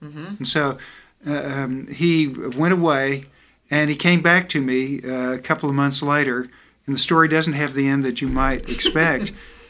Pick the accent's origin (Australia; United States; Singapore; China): United States; the South; You know, Fred, I'm from the South, and I like the food I eat.